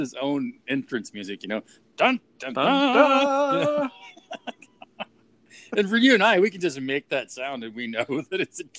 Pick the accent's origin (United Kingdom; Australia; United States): United States; Pine Creek, California; where I grew up in Pine Creek, just south of town.